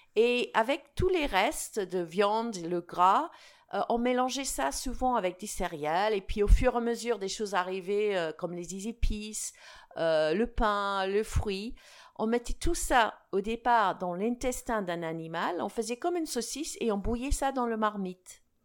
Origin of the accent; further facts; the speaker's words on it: United Kingdom; French is a second language; also born or lived in Alsace; now in France; mon pays d'origine